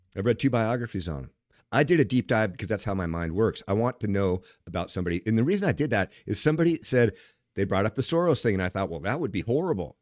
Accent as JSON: {"language": "English", "town": "Seattle", "region": "Washington", "country": "United States", "said": "I'm from Seattle"}